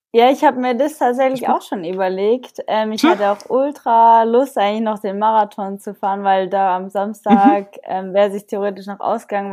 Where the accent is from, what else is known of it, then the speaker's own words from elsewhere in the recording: Germany; auf dem Bodensee nahe meiner Heimat